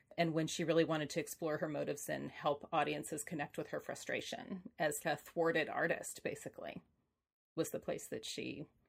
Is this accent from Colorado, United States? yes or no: no; Hollywood, California, United States; I grew up around Hollywood. Women directors just weren't a thing.